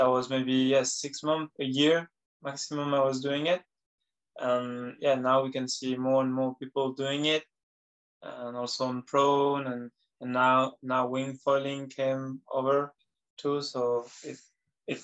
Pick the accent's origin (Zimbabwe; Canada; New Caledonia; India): New Caledonia; I'm from New Caledonia.